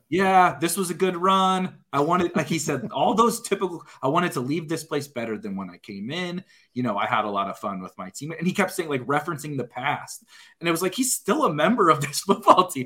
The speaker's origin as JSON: {"language": "English", "town": "St. Louis", "region": "Missouri", "country": "United States", "tie": "born or raised there", "said": "I'm born and raised in the Saint Louis area. Um, I'm about twenty minutes outside of the city"}